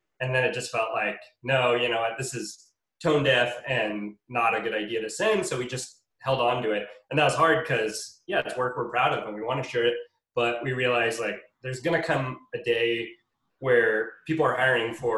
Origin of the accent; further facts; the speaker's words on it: Bay Area, just outside of San Francisco, California, United States; now in Los Angeles, United States; I grew up in the Bay Area just outside of San Francisco